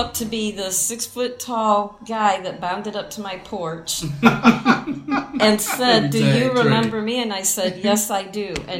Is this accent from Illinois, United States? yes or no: yes; Kankakee, Illinois, United States; Born and raised in Kankakee.